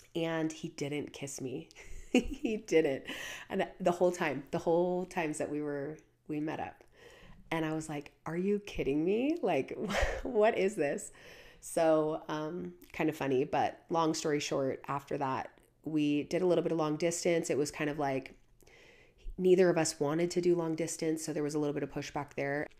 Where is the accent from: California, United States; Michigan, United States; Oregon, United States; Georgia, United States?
Oregon, United States; Portland; moved away as an adult; I grew up in Portland, Oregon. That was where I was born and raised, and I pretty much lived in Portland, Oregon until, until I was twenty-one